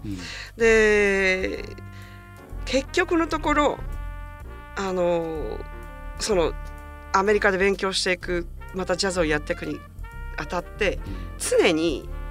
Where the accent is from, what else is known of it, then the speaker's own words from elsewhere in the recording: Japan; moved away as an adult; also born or lived in United States; 私は日本人で生まれて、日本人に結局戻ってくる